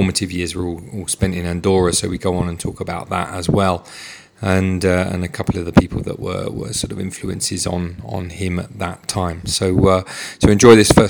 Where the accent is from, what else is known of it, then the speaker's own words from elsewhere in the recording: London, United Kingdom; I'm from North London in Enfield